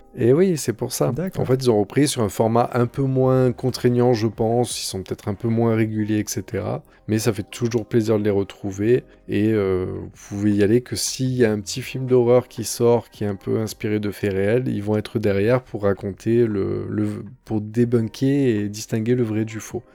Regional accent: Montélimar area, Auvergne-Rhône-Alpes, France; du côté de Montélimar. Donc c'est un peu ma région natale

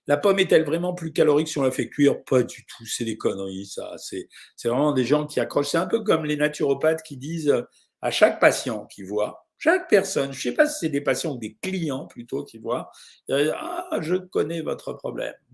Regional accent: Lyon, Auvergne-Rhône-Alpes, France; now in Saint-François, Guadeloupe; je suis originaire de Montron, mais Lyon, mais j'habite jusqu'à mardi en Guadeloupe et Saint-François.

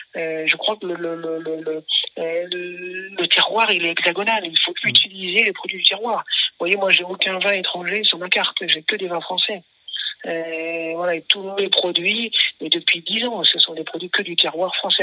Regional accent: Brittany, France; moved away as an adult; also born or lived in Mediterranean coast; j'ai grandi en Bretagne

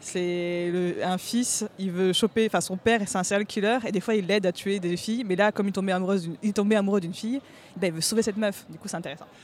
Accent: Bayonne, Nouvelle-Aquitaine, France; now in Paris, France; je suis de Bayonne, et là, je vis à Paris, je travaille à Paris

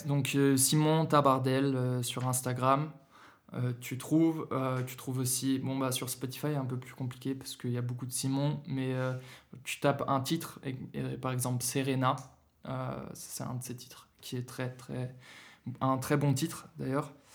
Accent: Berlin, Germany; now in Lyon, France; j'ai grandi en Allemagne, j'ai grandi à, Berlin

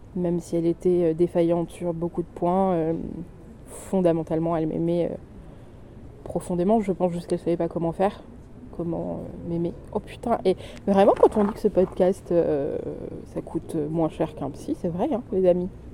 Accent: south of France, France; du sud, euh, de là où j'ai grandi.

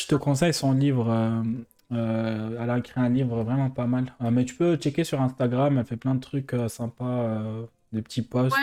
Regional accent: Algeria; now in France; en tant qu'Algérien

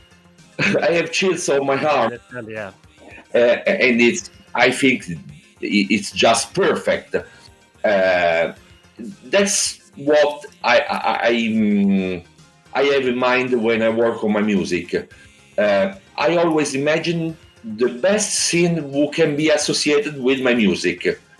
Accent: Italy; I'm a musician from Italy, just like you said, and I come from the Adriatic coast in Italy

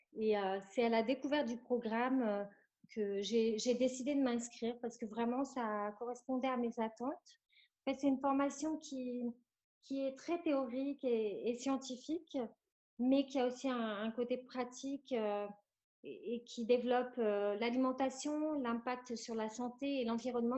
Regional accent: near Lille, Hauts-de-France, France; Je suis originaire du nord de la France, à côté de Lille précisément

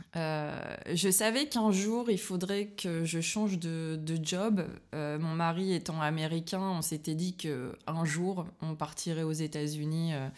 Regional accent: Liévin, Hauts-de-France, France; moved away as an adult; now in Berlin, Germany; je suis française, je viens du nord de la France.

